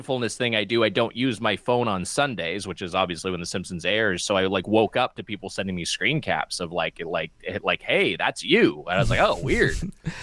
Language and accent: English; Los Angeles, California, United States; I've lived in LA County my entire life. So you know, born and raised in Southern California